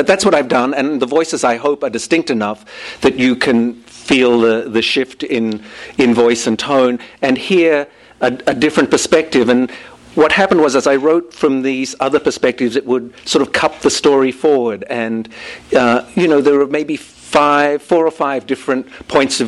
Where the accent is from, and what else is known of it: Australia; accent: Australian, more rounded vowels; now in United States